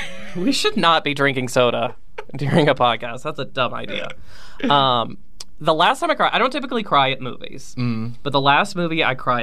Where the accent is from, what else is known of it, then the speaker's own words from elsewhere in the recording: Virginia, United States; moved away; my hometown in Virginia